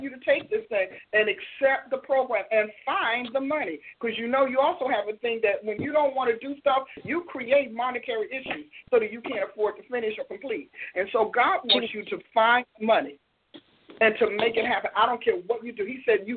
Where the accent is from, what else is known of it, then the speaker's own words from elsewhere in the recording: New Jersey, United States; I'm from Jersey